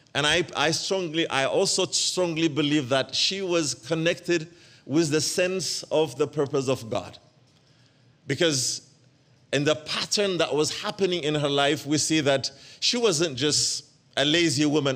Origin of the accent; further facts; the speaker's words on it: Ethiopia; moved away; also born or lived in Eritrea; I am originally from Eritrea, but I was born and raised up in Ethiopia.